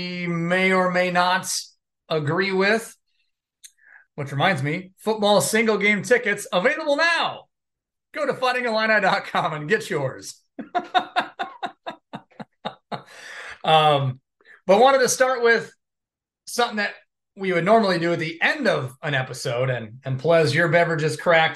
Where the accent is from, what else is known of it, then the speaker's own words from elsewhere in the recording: Silvis, Illinois, United States; my hometown of Silvis, Illinois